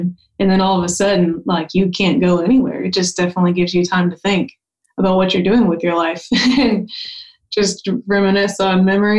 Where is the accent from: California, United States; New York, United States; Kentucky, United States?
Kentucky, United States; Louisville; now in Nashville, United States; I grew up in Louisville, Kentucky